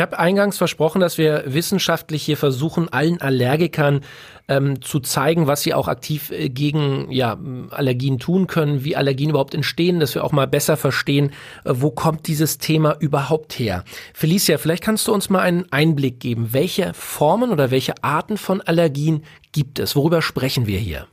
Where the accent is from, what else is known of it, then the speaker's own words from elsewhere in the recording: Berlin, Germany; Ich bin ein Junge aus der Großstadt geboren in Berlin.